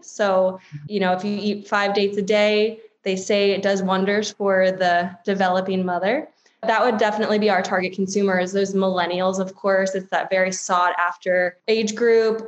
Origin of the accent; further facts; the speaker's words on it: Washington, District of Columbia, United States; now in Los Angeles, United States; I'm an East Coaster. I grew up in the DC area.